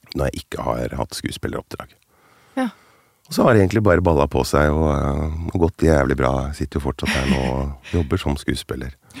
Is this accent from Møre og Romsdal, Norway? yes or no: no; Finnmark, Norway; accent: Finnmark dialect; jeg er jo finnmarking. ja, der, der, skal jeg svare ja. Ja, finnmarksdialekt.